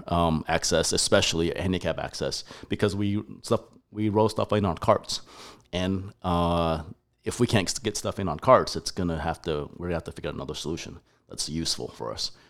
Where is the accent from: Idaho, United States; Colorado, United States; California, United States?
Colorado, United States; moved away as an adult; also born or lived in Taiwan; now in Texas, United States; I was born in Taiwan, moved all over the U S, grew up in Colorado, up in the mountains, Aspen Vale, Breck, Glenwood Springs, and, uh, from second grade to college